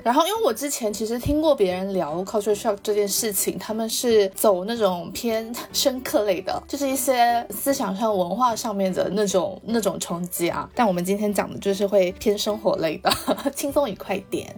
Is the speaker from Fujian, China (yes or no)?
yes; Xiamen, Fujian, China; now in United Kingdom; 我以前小时候在厦门的时候